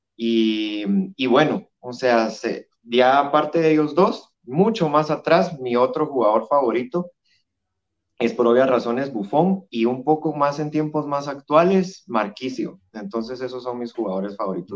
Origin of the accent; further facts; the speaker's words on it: Guatemala; yo soy de Guatemala, de la hermosa tierra de la eterna primavera